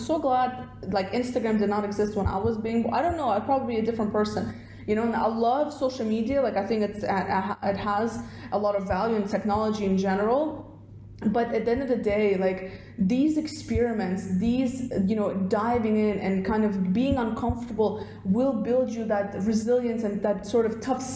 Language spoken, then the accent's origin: English; Russia; moved away; originally I'm from Russia, so when we were growing up in like the Soviet Union state